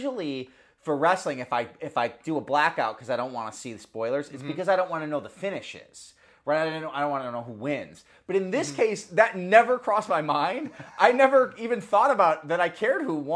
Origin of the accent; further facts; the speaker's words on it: Michigan, United States; I'm from Michigan